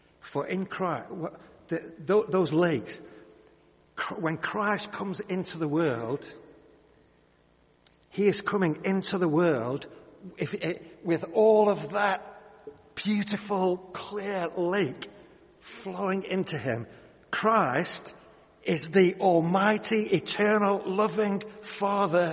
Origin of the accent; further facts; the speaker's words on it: the Northwest, North West England, United Kingdom; When I was a kid, I grew up in the Northwest.